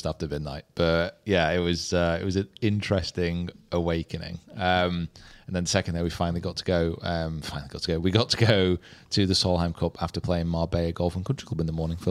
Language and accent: English; the North, the north of England, United Kingdom; accent: Northern; I'm from the North.